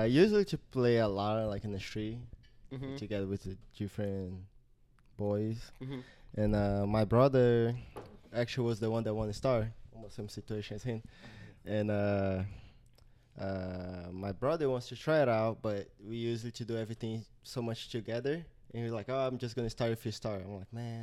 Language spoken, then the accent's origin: English; Teresina, Piauí, Brazil; English is a second language; moved away as an adult; now in United States; It's called Piauí. I'm from Piauí, Teresina